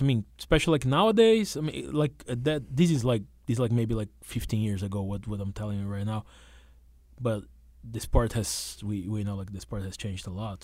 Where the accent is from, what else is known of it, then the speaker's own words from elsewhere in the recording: São Paulo, Brazil; moved away as an adult; now in New York, United States; I was uh, born and raised in, uh, in, the capital, the big city